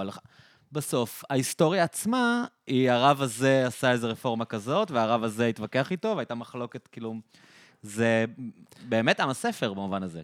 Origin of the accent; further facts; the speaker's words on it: Israel; אנחנו ישראלים